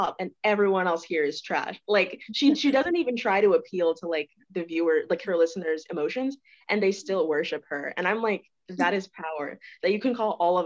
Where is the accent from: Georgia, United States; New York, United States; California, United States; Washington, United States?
Georgia, United States; Lawrenceville; moved away as an adult; now in Notre Dame, United States; I'm from Georgia, Lawrenceville, Georgia, which is like 30 minutes from Atlanta.